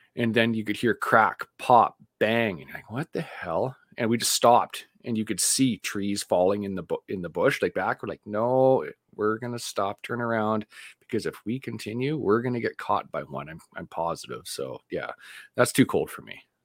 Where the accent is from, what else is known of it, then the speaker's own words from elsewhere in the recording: Vancouver, British Columbia, Canada; moved away; I grew up in Vancouver